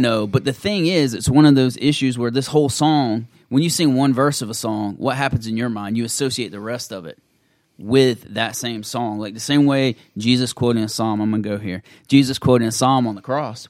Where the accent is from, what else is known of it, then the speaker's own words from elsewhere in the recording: the American South, United States; being a Southerner